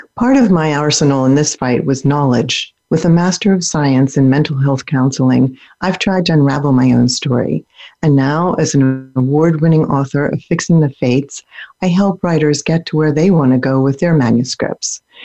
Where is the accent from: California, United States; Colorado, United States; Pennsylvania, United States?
Pennsylvania, United States; also born or lived in Germany; one state away from where I grew up in Pennsylvania